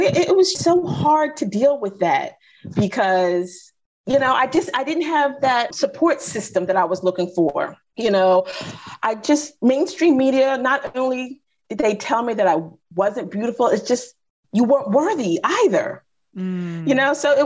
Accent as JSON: {"language": "English", "country": "United States", "tie": "born or raised there", "said": "I grew up in the 70s and 80s in the States. I grew up in the States"}